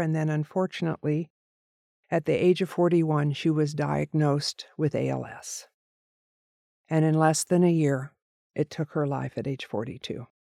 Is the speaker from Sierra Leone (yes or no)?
no; Oregon, United States; also born or lived in Corvallis, Oregon / McMinnville, Oregon; growing up in a very small town in Oregon